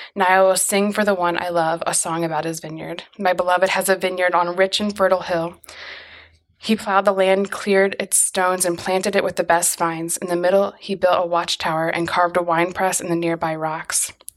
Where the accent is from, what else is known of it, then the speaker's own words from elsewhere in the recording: United States; as an American